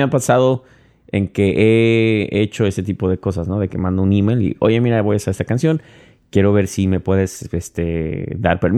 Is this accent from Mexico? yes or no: yes; Mexico; moved away; Soy mexicano, man. Eso no es, viene ya en mi sangre.